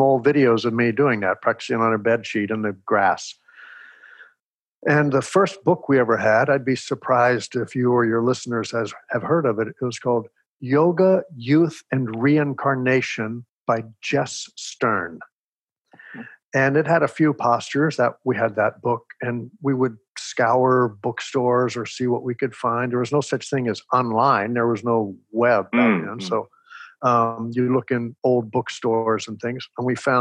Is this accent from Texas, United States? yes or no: yes; Texas, United States; I grew up in Texas